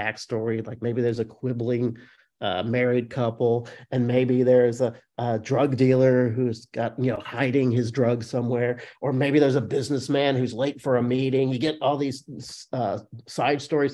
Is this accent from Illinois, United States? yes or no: yes; Illinois, United States; I grew up in Illinois